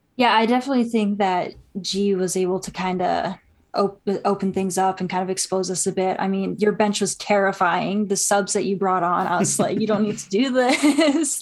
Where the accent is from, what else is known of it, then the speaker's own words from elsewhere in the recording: Canada; I'm Canadian